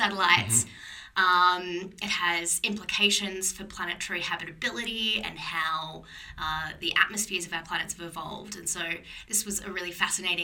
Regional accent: Melbourne, Victoria, Australia; moved away as an adult; now in Oxford, United Kingdom; I grew up in Melbourne

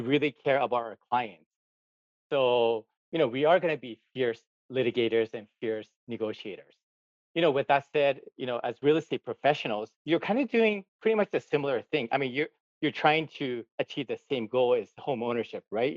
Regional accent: Gardena, California, United States; moved away as an adult; also born or lived in Tokyo, Japan; now in Hawaii, United States; I was actually born in Tokyo, Japan. I grew up in Gardena, California.

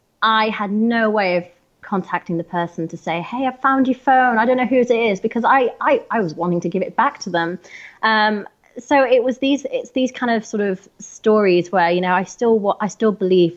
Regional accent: Harrogate, Yorkshire and the Humber, United Kingdom; It's a town called Harrogate in North Yorkshire.

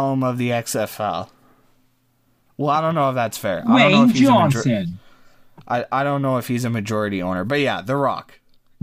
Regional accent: Canada; the Canadian psyche where we define ourselves on how different we are from the United States

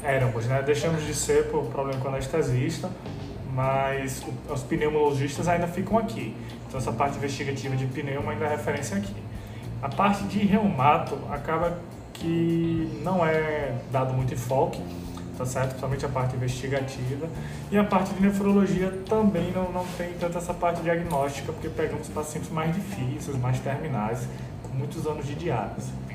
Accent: João Pessoa, Paraíba, Brazil; moved away as an adult; also born or lived in Recife; now in Salvador, Brazil; Sou de João Pessoa

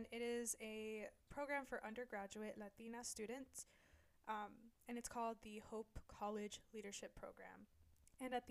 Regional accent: the Bay Area, California, United States; I'm from the Bay Area

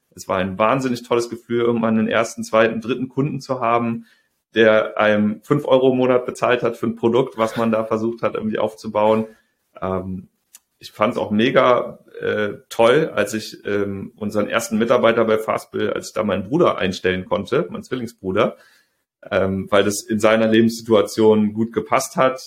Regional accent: Rhineland, Germany; moved away as an adult; also born or lived in Saxony / Hamburg; ich komme aus dem Rheinland, in Sachsen studiert

